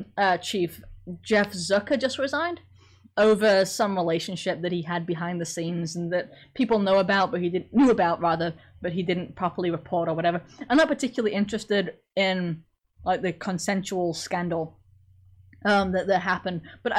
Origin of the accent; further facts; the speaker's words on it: Sheffield, Yorkshire and the Humber, United Kingdom; accent: Sheffield; moved away; I was from Sheffield, so a heck of a lot north of you. So my accent was actually really strong when I first got here, but it wasn't like a southern English accent